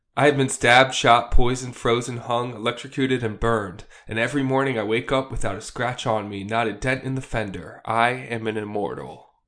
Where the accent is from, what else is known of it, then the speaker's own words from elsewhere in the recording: Cherry Hill, New Jersey, United States; where I grew up in Cherry Hill, one of the surrounding towns is Haddonfield, New Jersey.